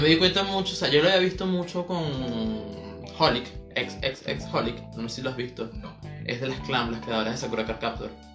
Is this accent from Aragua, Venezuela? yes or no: yes; Maracay, Aragua, Venezuela; also born or lived in Valencia, Venezuela / Caracas, Venezuela; yo soy de aquí de Maracay, viví en Valencia y venía a ver clases otra vez para acá, para Maracay. Y mi familia está aquí en Maracay.